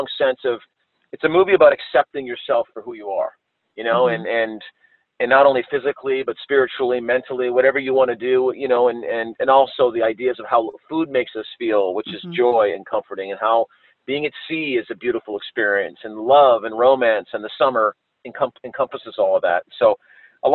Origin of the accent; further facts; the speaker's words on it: Canada; being a Canadian myself